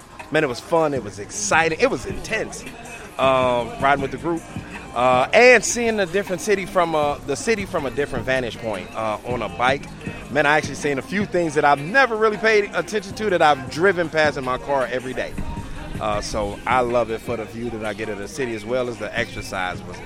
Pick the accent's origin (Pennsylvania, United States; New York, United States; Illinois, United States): Illinois, United States; Chicago; I'm from the Woodlawn area.